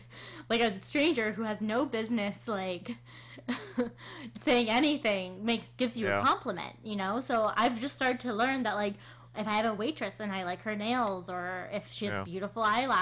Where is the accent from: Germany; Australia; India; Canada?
Canada; we're Canadian